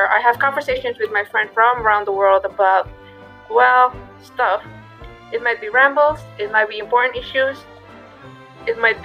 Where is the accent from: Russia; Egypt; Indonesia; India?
Indonesia; also born or lived in Japan; I'm from Indonesia.